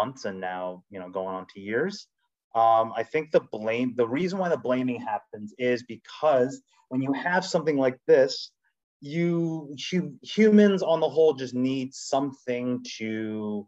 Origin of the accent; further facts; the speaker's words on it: New York City, New York, United States; also born or lived in Rochester; I was born and raised in the Bronx, went to school in Rochester, live in New York, fully born and bred Korean American New Yorker.